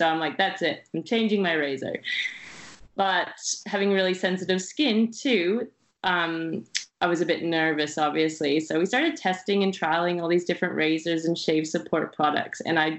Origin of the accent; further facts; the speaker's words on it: France; now in Shanghai, China; I'm from France, but you know, Shanghai.